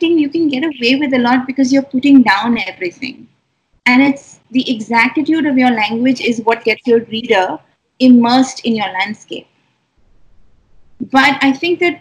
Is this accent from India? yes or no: yes; New Delhi, Delhi, India; having been born and raised in Delhi, like, I'm a city person.